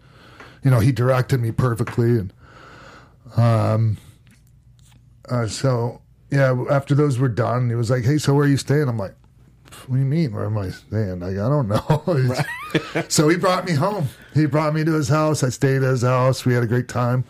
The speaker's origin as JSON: {"language": "English", "region": "Minnesota", "country": "United States", "accent": "thick Minnesota", "said": "my Minnesota accent. Yeah. Thick Minnesota accent."}